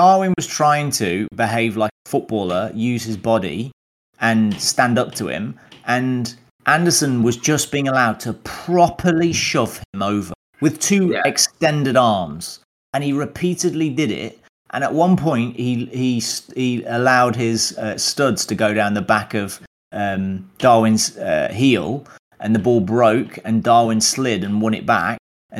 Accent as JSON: {"language": "English", "country": "United Kingdom", "said": "because we're British. We like underdog."}